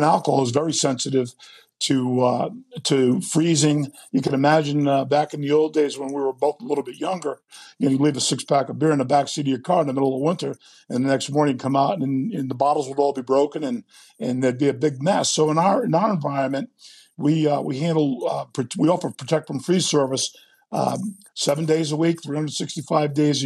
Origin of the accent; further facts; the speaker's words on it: Rhode Island, United States; I'm originally from Rhode Island